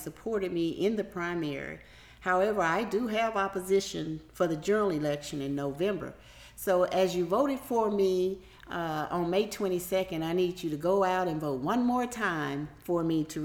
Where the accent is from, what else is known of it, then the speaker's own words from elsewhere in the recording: Waynesboro, Georgia, United States; also born or lived in Greenwood, Louisiana; now in Hephzibah, United States; I'm originally from Greenwood, Louisiana. And so I was raised in a Keysville and in a Waynesboro, Georgia